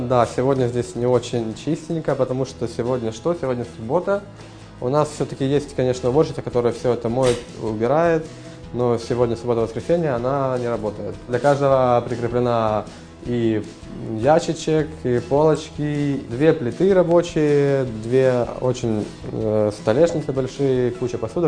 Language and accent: Russian; Ukraine; moved away as an adult; also born or lived in Kyiv / Kharkiv; now in Munich, Germany; я сам из Украины